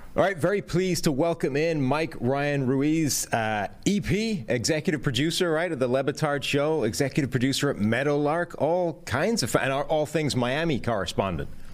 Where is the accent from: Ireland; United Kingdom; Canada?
Ireland; moved away; as an Irishman displaced to a foreign country